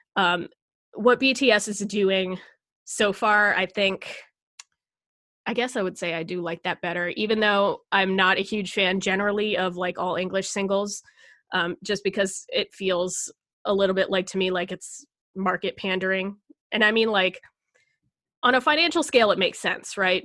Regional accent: United States; I am proud to be American

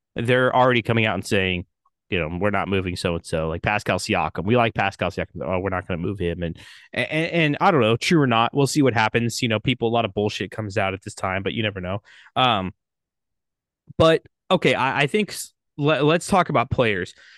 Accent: Central Valley, California, United States; we grew up in the Central Valley, Ryan, in between Oakland, in between Sacramento

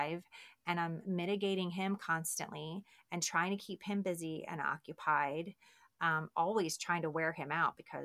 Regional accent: Baltimore, Maryland, United States; now in Texas, United States; I'm from Baltimore and Johns Hopkins

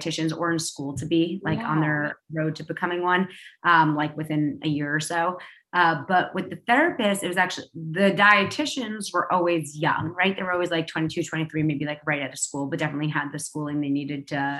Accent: New York City, New York, United States; I used to walk to school by myself because I grew up in New York City

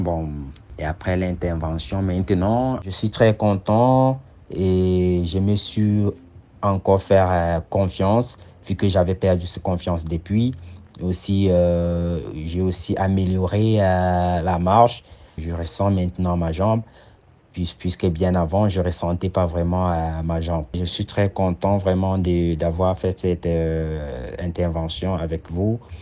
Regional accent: Cameroon; now in Switzerland; Je suis originaire du Cameroun

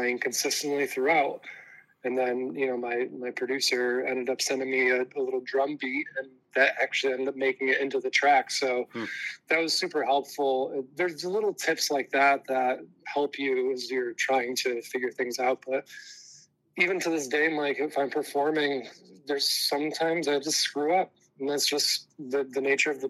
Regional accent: Mexico, New York, United States; my hometown of Mexico

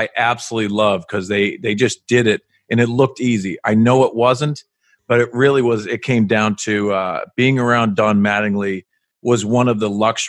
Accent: Boston, Massachusetts, United States; I grew up in Boston

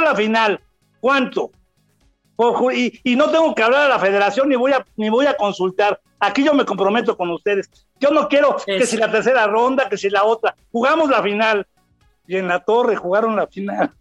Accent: Mexico City, Mexico; Soy chilango, nacido en la Ciudad de México

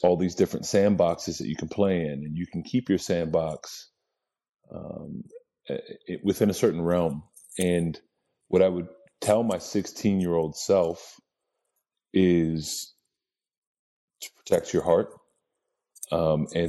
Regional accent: Lebanon, Pennsylvania, United States; also born or lived in Lancaster, Pennsylvania; I was born in Lancaster, Pennsylvania, grew up in Lebanon, Pennsylvania, town about 20 to 25,000 people.

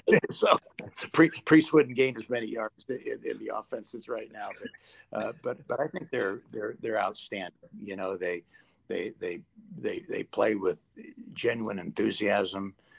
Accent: San Francisco Bay Area, California, United States; also born or lived in England; We're both from the San Francisco Bay Area

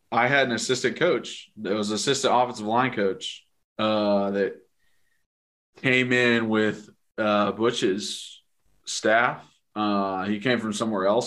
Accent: Knoxville, Tennessee, United States; I was from Knoxville and a local kid

